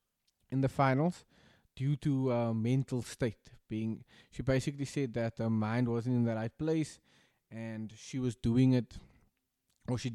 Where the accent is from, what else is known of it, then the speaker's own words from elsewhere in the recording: South Africa; as a South African